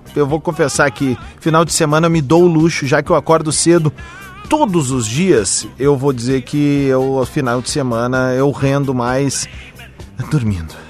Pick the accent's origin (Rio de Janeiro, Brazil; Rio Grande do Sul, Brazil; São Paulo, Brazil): Rio Grande do Sul, Brazil; Porto Alegre; sou de Porto Alegre